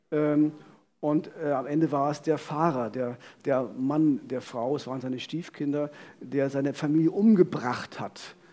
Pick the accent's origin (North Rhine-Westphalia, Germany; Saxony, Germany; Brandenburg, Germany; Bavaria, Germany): Brandenburg, Germany; Frankfurt; On Tour in wir Frankfurt oder meiner Heimatstadt